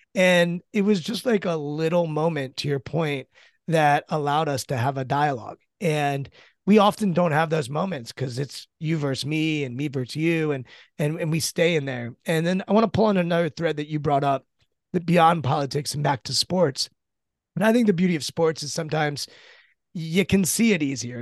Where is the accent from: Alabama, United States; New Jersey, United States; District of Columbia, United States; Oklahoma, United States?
District of Columbia, United States; Washington; I'm born and raised in the Washington, D C area